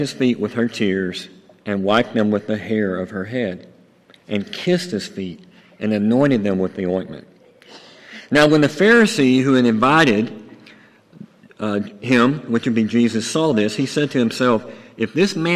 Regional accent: Buzzard Roost, Arkansas, United States; I grew up in Buzzard Roost, Arkansas.

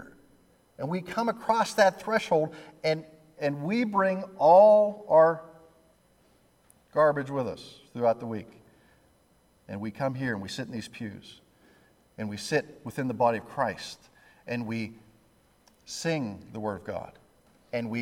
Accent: Pittsburgh, Pennsylvania, United States; now I'm from Pittsburgh

